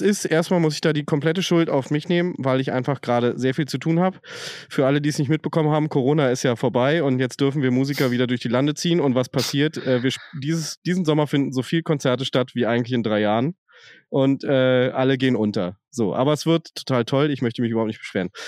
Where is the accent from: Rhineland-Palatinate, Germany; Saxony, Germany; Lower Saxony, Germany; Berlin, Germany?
Berlin, Germany; Ich komme aus Westberlin